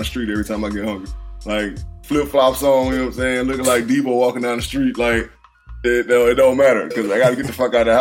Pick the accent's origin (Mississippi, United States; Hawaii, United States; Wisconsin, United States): Mississippi, United States; McComb; also born or lived in Fort Wayne, Indiana; I'm born in Fort Wayne, Indiana, but I live in Mississippi my whole damn life. I'm from Mississippi